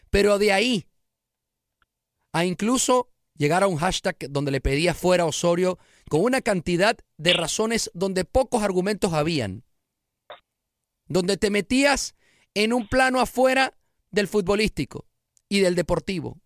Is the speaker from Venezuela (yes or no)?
yes; Venezuela; en mi país, Venezuela